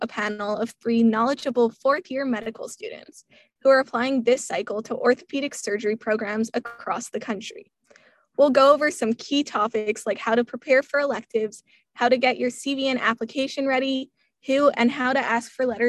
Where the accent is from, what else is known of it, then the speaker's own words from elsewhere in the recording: Quebec, Canada; I'm from Quebec